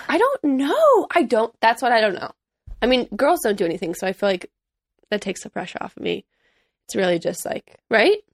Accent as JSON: {"language": "English", "town": "Chicago", "region": "Illinois", "country": "United States", "tie": "born or raised there", "also_born_or_lived": "Missouri", "moved": "yes", "lives_now": "Los Angeles, United States", "said": "I grew up in Chicago, Illinois, mm-hmm. more specifically suburbs"}